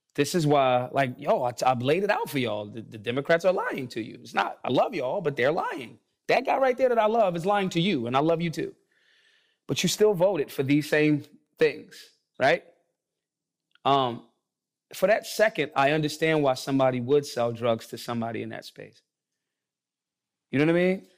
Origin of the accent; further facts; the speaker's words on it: Philadelphia, Pennsylvania, United States; I'm from Philly